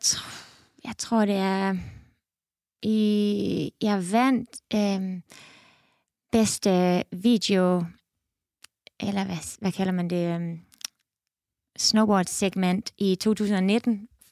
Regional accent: Esbjerg, Southern Denmark, Denmark; moved away as an adult; now in Canada; jeg er født og opvokset i Esbjerg

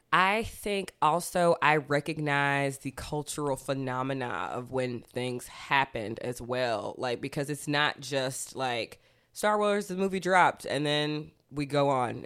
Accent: Athens, Georgia, United States; I'm from Georgia

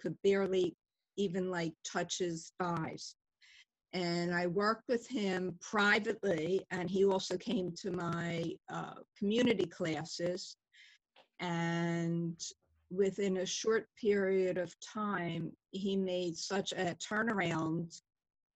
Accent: Philadelphia, Pennsylvania, United States; I grew up in Northeast Philadelphia and had a fun childhood

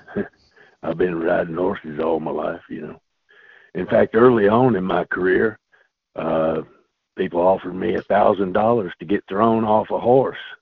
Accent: South Louisiana, United States; also born or lived in Los Angeles, California; now in Kentucky, United States; I grew up in South Louisiana in a family of storytellers

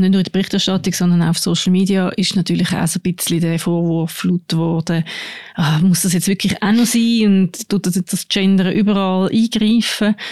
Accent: Aargau, Switzerland; wo meine Eltern ihr Haus gebaut haben im Aargau, wo ich aufgewachsen bin

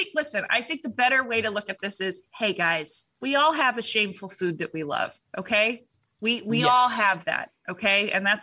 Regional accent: Orange County, California, United States; moved away; I came from Orange County

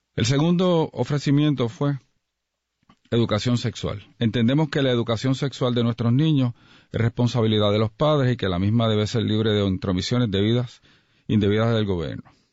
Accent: Puerto Rico; como puertorriqueños

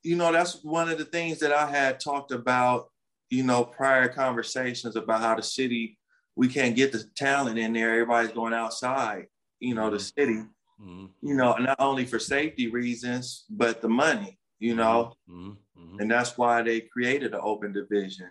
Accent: Los Angeles, California, United States; my hometown

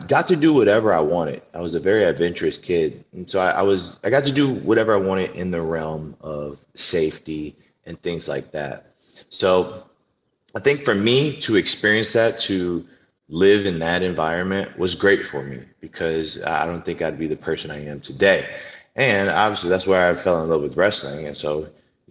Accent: New Orleans, Louisiana, United States; moved away; I was able to wrestle in my hometown, the place that I grew up

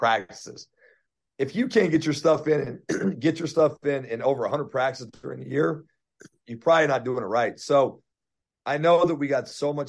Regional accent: Denver, Colorado, United States; I'm from Denver

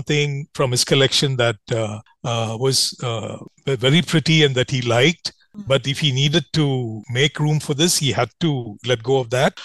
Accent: India

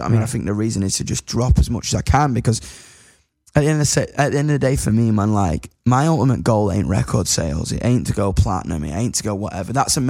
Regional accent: United Kingdom; I know I'm British

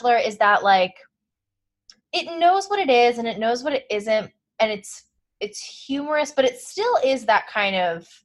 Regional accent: outside of New York City, United States; now in Los Angeles, United States; I grew up outside of New York City and now I live

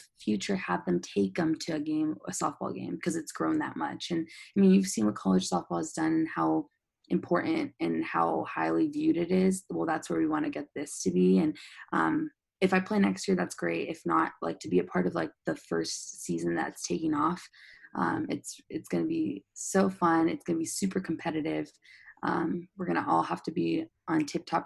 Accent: San Diego, California, United States; I'm from San Diego

